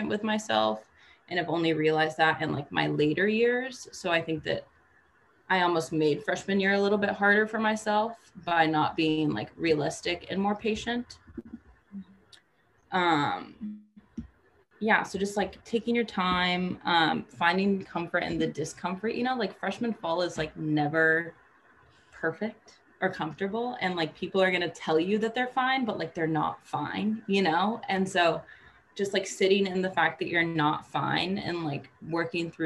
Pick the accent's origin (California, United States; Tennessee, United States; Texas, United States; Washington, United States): Washington, United States; Vancouver; moved away as an adult; now in Washington, D.C., United States; I'm originally from Vancouver, Washington